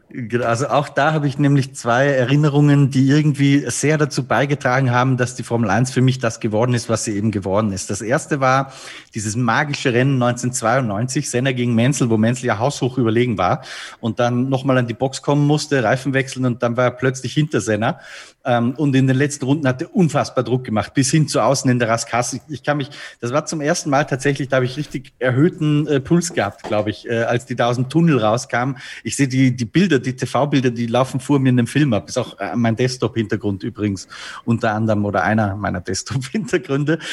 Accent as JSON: {"language": "German", "country": "Austria", "said": "bei uns in Österreich"}